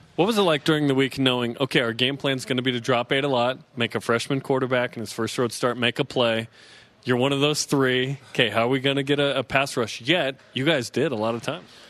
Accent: West Jordan, Utah, United States; I'm from West Jordan

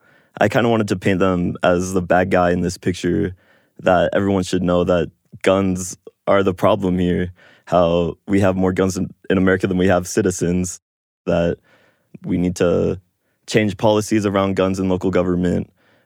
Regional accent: Chicago, Illinois, United States; born there; also born or lived in New York / Southern California / Tokyo, Japan / West Virginia; I was born in Chicago, but I've moved to New York, Southern California, Tokyo, Japan, and a lot of smaller states in the U.S. as well, like West Virginia, Iowa.

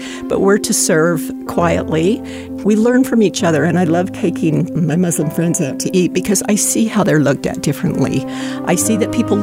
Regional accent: Salt Lake City, Utah, United States; I was born and raised in Salt Lake City.

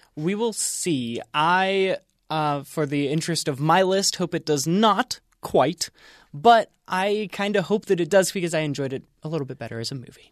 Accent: Pennsylvania, United States; I grew up in Pennsylvania

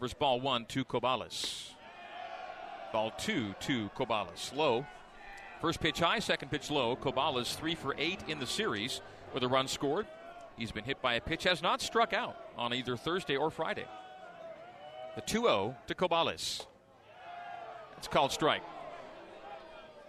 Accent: Canada; as a Canadian growing up and a fan of the Expos

